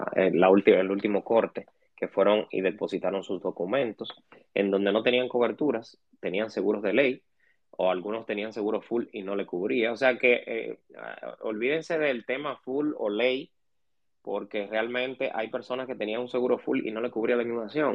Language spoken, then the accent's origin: Spanish; Dominican Republic; como dominicanos